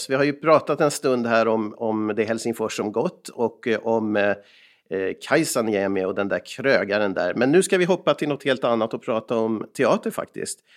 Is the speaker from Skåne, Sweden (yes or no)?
no; Molkom, Värmland, Sweden; Och jag själv kommer från eh, Värmland ibland när jag kommer från Molkom där jag brukar sitta och göra podcast med Erik.